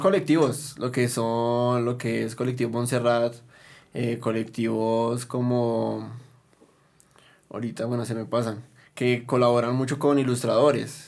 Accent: Bogotá, Bogotá Capital District, Colombia; nos representara como bogotanos

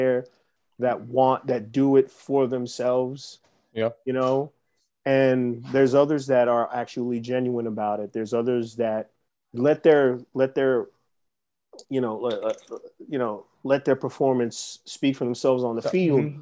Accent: New York City, New York, United States; growing up in the Bronx

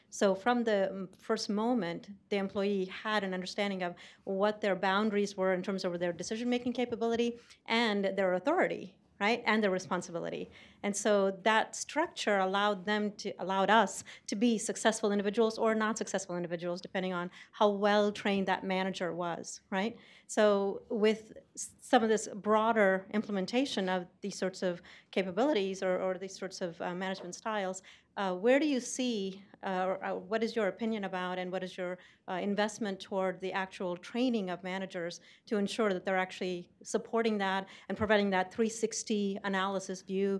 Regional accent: California, United States; I grew up in Silicon Valley, basically.

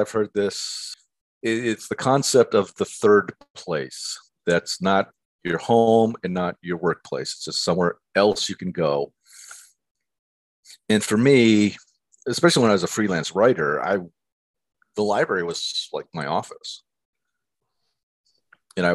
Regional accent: Erie, Pennsylvania, United States; moved away as an adult; also born or lived in Milwaukee, Wisconsin; I grew up in Erie, Pennsylvania, and I went to school in Milwaukee at Marquette University

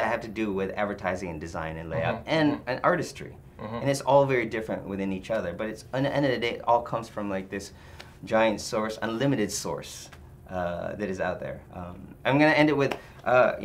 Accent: Philippines; moved away; also born or lived in Detroit; when I grew up in the Philippines

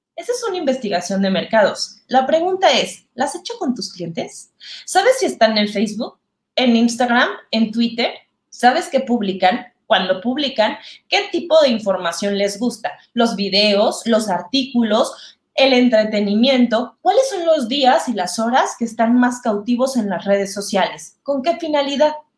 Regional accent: Mexico; soy mexicana, muy mexicana

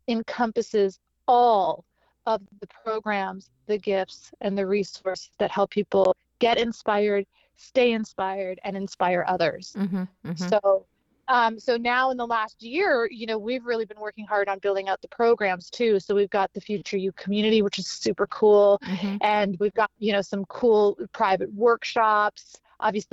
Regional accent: Canada; moved away; also born or lived in Charleston / Miami; I was originally born and raised in Canada

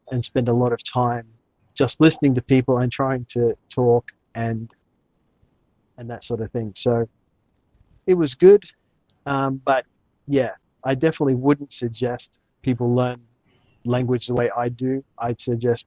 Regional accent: Australia; moved away as an adult; now in Chiang Mai, Thailand; I'm from Australia originally, but now I call Chiang my home

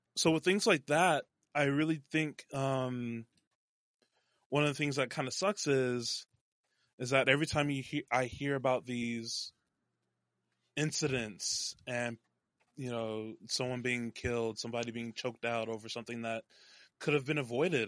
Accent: North Texas, United States; born or raised there

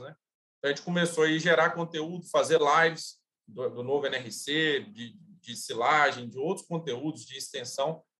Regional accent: Juiz de Fora, Minas Gerais, Brazil; also born or lived in Lavras, Minas Gerais; eu sou, sou mineiro, sou natural de, de Juiz de Fora, Minas Gerais

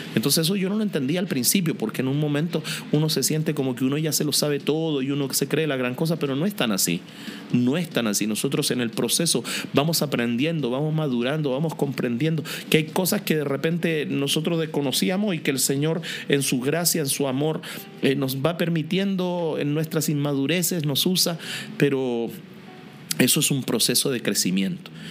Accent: Linares, Maule, Chile; Yo soy chileno, nací en Linares

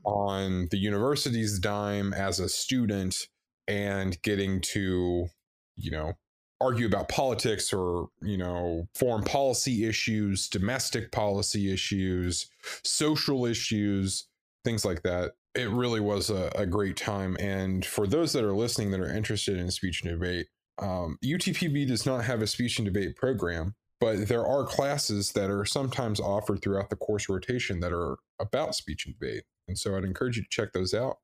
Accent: Texas, United States; originally from Texas

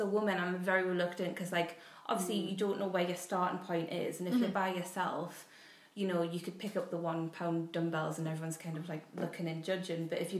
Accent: Geordie, North East England, United Kingdom; accent: Geordie; I still do it with like a Geordie accent.

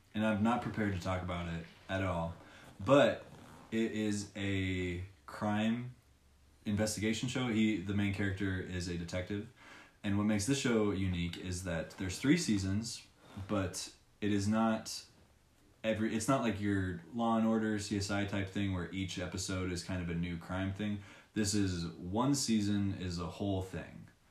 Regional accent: Long Beach, California, United States; I'm from Long Beach

